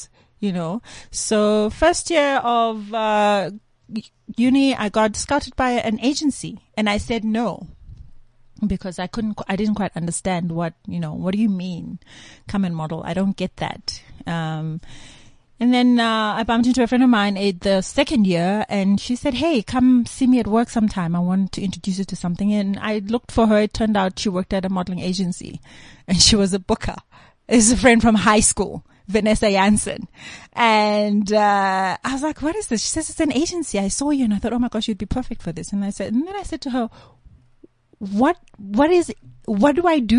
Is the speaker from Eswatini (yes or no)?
yes; Eswatini; born or raised there; moved away; also born or lived in Zimbabwe / Birmingham, Alabama, United States